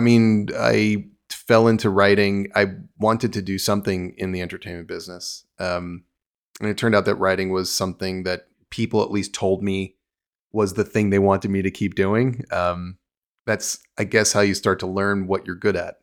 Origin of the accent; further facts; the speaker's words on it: New York, United States; moved away as an adult; also born or lived in New Jersey, United States; now in Los Angeles, United States; I was from New York. I had grown up in New York and New Jersey